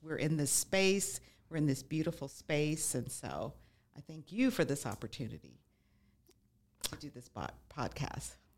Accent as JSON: {"language": "English", "town": "Las Vegas", "region": "Nevada", "country": "United States", "tie": "born or raised there", "also_born_or_lived": "Midwest", "moved": "yes", "said": "I grew up in Las Vegas, moved away, lived in the Midwest for a while"}